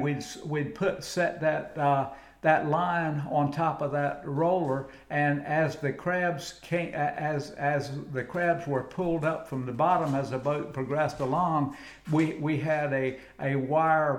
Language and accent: English; Colington, North Carolina, United States; also born or lived in Manteo, North Carolina; I grew up on at the home site over on Kylington Island, the second of two islands west of the Wright Brothers Memorial, but I was actually born in a lady's home in Manio, North Carolina